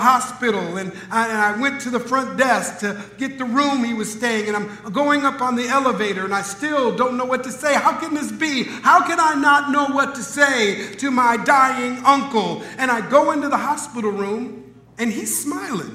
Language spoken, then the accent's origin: English; Minneapolis, Minnesota, United States; Growing up in Minneapolis, Minnesota, I had a favorite uncle